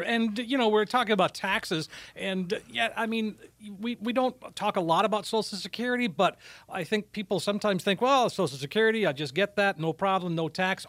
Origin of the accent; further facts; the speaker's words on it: Minnesota, United States; I'm from Minnesota